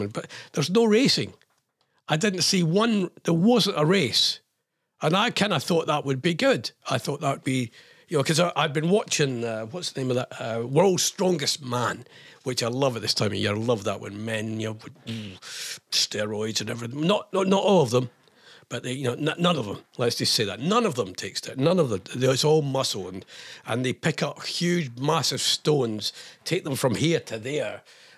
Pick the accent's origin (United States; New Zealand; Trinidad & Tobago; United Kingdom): United Kingdom; Scotland; I'm Scottish